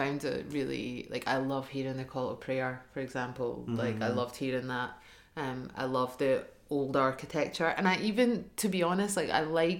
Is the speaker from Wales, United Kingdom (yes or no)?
no; Hamilton, Scotland, United Kingdom; I'm from Hamilton